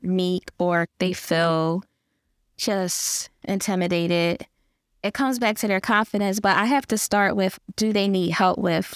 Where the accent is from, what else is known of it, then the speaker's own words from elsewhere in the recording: Philadelphia, Pennsylvania, United States; I just have that grit and I'm from Philly